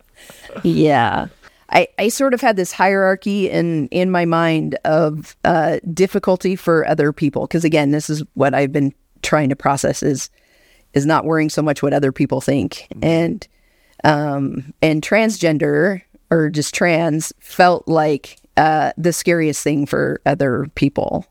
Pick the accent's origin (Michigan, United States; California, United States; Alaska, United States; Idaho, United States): Alaska, United States; Anchorage; moved away; born and raised in Anchorage, Alaska